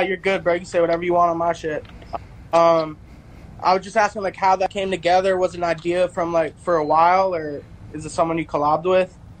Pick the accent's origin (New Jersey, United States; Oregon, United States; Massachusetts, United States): New Jersey, United States; We're both from New Jersey